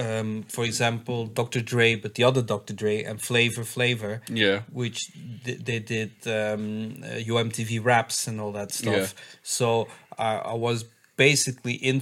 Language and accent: English; Belgium; I'm from Belgium.